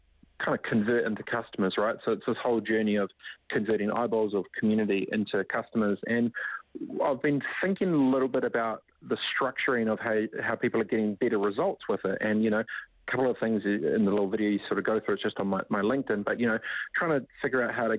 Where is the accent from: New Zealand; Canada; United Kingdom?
New Zealand; moved away as an adult; also born or lived in Whanganui / Gisborne; now in San Francisco, United States; I grew up in Whanganui, Whangatipo, East Coast Gisborne